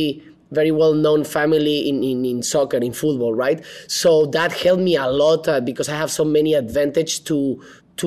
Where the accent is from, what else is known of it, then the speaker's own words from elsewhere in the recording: Mexico City, Mexico; English is a second language; moved away as an adult; also born or lived in Guadalajara / Manchester; now in Los Angeles, United States; I was born and raised in Mexico City